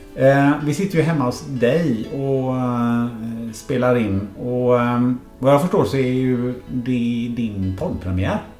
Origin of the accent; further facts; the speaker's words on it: Sweden; jag är ju född i Sverige